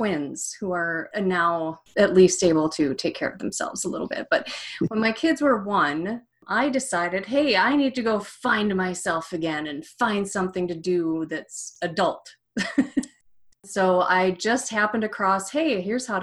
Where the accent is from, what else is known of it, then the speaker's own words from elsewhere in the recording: Minnesota, United States; moved away; also born or lived in Evanston, Illinois; I lived and worked in Evanston, Illinois, but I grew up in Minnesota